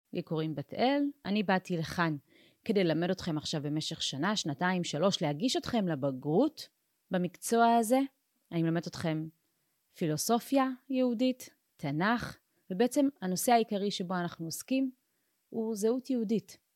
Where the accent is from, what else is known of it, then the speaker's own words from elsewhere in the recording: Ethiopia; now in Israel; אני באופן אישי נולדתי באתיופיה